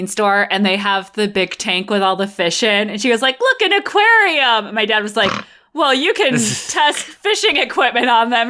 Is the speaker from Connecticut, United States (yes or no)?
yes; Connecticut, United States; I grew up in Connecticut.